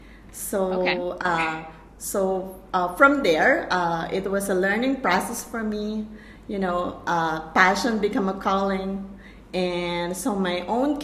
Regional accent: Philippines; now in Malaysia; Right now, I'm from Malaysia, but I'm a Filipino.

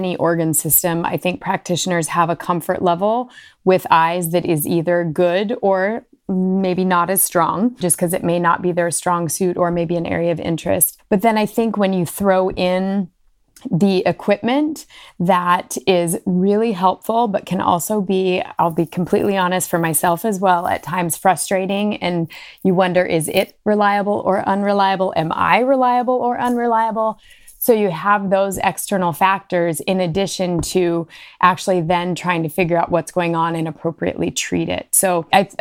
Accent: Washington, United States; moved away as an adult; also born or lived in Colorado / North Carolina; now in New Hampshire, United States; I am originally from Washington State

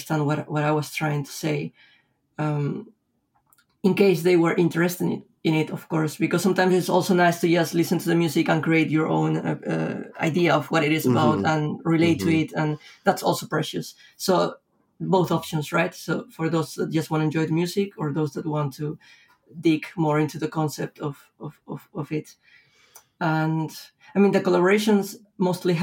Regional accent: Lima, Peru; moved away as an adult; also born or lived in Europe; my hometown

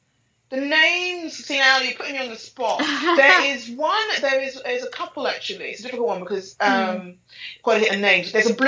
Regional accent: Nigeria; I'm gonna have to say Nigerian because obviously I'm Nigerian.

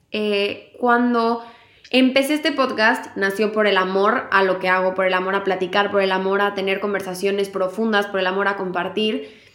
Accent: Mexico; moved away; La última vez que me fui de México

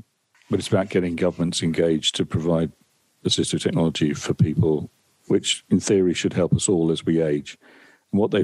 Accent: Essex, East of England, United Kingdom; my local town where I grew up in Essex

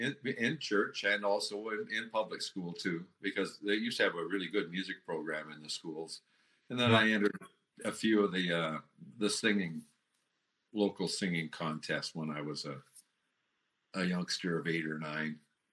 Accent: Waterloo, Ontario, Canada; also born or lived in Durham, Ontario; now in Kitchener, Canada; I grew up in Waterloo.

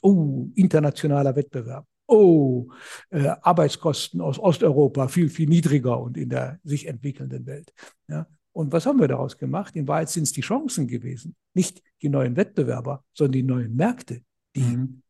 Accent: Germany; bei uns in Deutschland

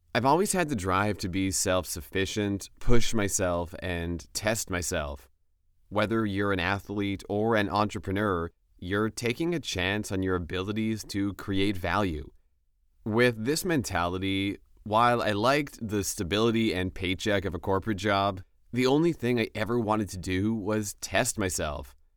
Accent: Western Pennsylvania, United States; I grew up in Western Pennsylvania and played sports.

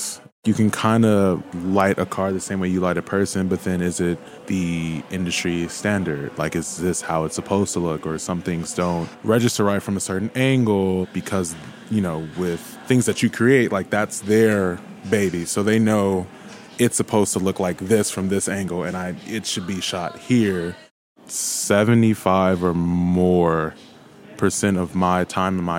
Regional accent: Gardena, California, United States; growing up in Gardena

